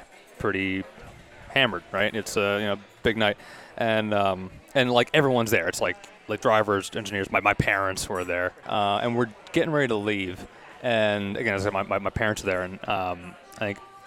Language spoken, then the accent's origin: English; Toronto, Ontario, Canada; also born or lived in Stouffville, Ontario / Kingston, Ontario / Indianapolis; I grew up here